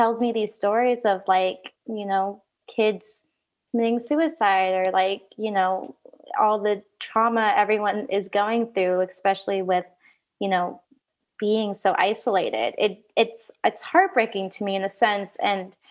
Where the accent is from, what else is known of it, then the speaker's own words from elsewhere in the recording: Oregon, United States; moved away; I grew up in Oregon